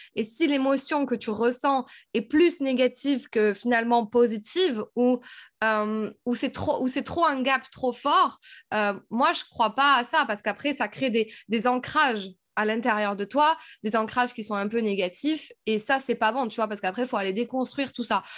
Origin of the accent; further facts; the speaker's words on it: south of France, France; moved away as an adult; also born or lived in Paris / Switzerland / United States; je viens du sud de la France